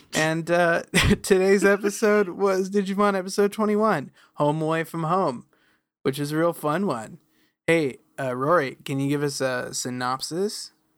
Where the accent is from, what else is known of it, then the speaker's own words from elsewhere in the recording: near Redmond, Washington, United States; When I was growing up near Redmond